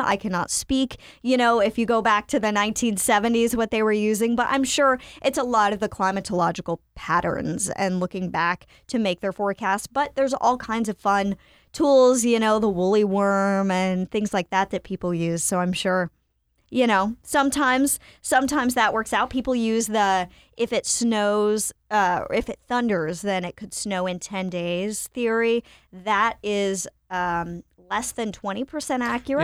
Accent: Winston-Salem, North Carolina, United States; I was a kid growing up in Winston-Salem, North Carolina

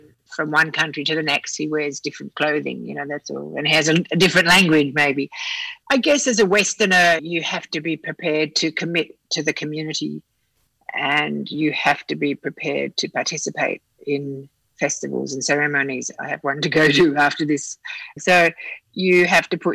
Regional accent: Australia; moved away as an adult; also born or lived in Melbourne; now in Bali, Indonesia; I'm Australian

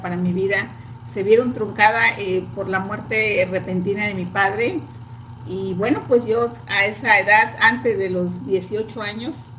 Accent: a town in Veracruz state, Mexico; now in Veracruz, Mexico; nosotros somos de aquí, del estado de Veracruz, de un pueblo del estado de Veracruz, y posteriormente cuando yo terminé la secundaria, me vine a Veracruz a estudiar

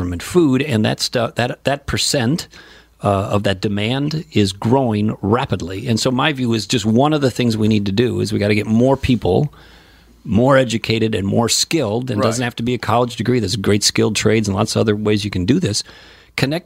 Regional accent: South St. Paul, Minnesota, United States; I grew up in South St. Paul

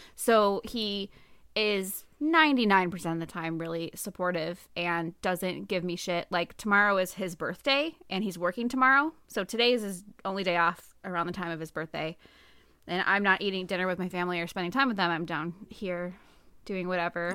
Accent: United States; we're American

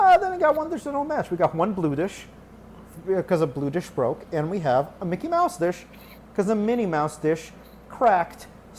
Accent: Ukraine; now in United States; I was born in the Ukraine. I am a Soviet immigrant.

